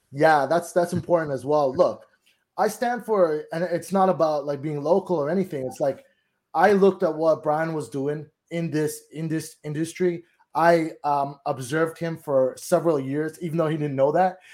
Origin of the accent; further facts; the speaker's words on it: Toronto, Ontario, Canada; now in Collingwood, Canada; I'm from Toronto. I'm actually living, uh, Collingwood in a cottage area